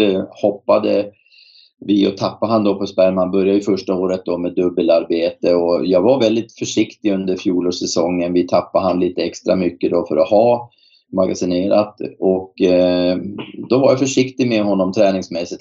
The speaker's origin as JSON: {"language": "Swedish", "town": "Boden", "region": "Norrbotten County", "country": "Sweden", "moved": "yes", "said": "Jag kommer själv från Boden"}